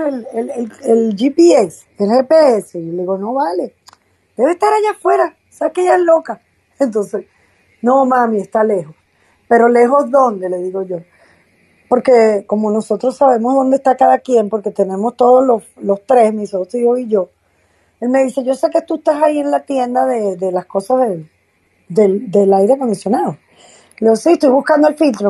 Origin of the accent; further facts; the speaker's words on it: Venezuela; ahora estoy en, en otro país, estoy en mi país Venezuela